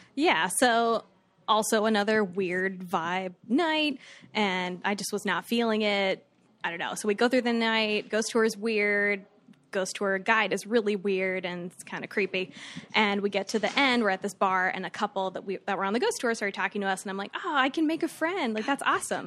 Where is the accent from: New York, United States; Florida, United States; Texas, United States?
Florida, United States; Fort Myers; I'm from Fort Myers.